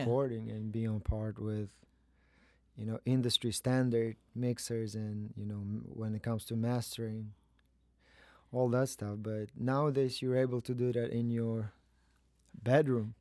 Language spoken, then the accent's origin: English; Kazakhstan; moved away as an adult; also born or lived in New York; I am from Kazakhstan. I was born there.